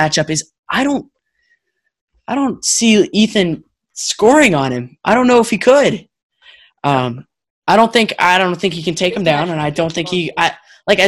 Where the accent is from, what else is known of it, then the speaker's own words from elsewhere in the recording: Chicago, Illinois, United States; I was actually born in Illinois. I was born in Chicago